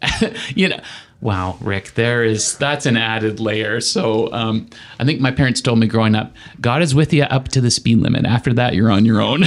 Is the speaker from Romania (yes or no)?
no; Saskatchewan, Canada; moved away; Growing up in Saskatchewan